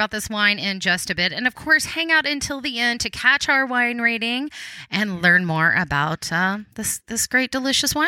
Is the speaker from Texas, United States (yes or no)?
yes; Texas, United States; accent: Texas; my little Texas accent